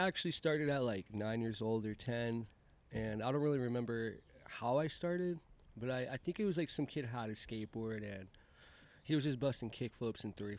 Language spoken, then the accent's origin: English; New York, United States; also born or lived in Rhode Island / Massachusetts / Florida; now in San Diego, United States; So I grew up in the East Coast. Originally, I was basically born in Queens, New York, Flushing Meadows Parkway. And then after that, I moved over to, like, New England area. So I lived over in, like, Rhode Island and, like, Massachusetts, Salem area.